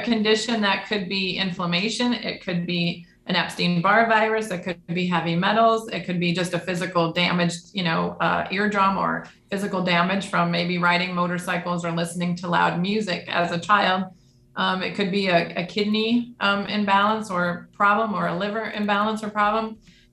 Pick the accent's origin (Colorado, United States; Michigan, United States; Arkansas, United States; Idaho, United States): Michigan, United States; Detroit; I grew up in the Detroit area